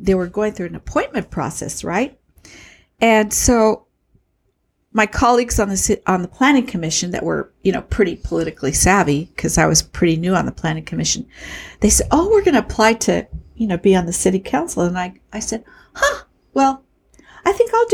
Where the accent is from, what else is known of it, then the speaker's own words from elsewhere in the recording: Chula Vista, California, United States; I was born in Chula Vista in 1948